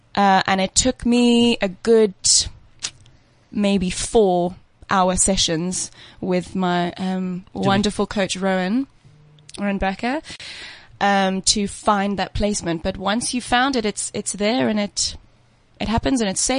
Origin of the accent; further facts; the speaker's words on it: England, United Kingdom; moved away as an adult; now in South Africa; No, I'm imported. From where? From England.